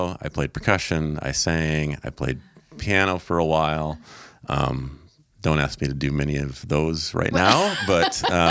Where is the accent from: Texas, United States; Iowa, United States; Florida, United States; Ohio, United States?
Iowa, United States; Orange City; I grew up in Orange City, Iowa, so I am very Dutch. I think 100%.